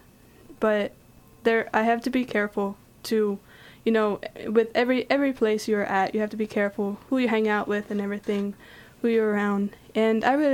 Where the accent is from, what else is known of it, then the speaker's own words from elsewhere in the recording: Pennsylvania, United States; moved away as an adult; now in Ohio, United States; I'm originally from Pennsylvania.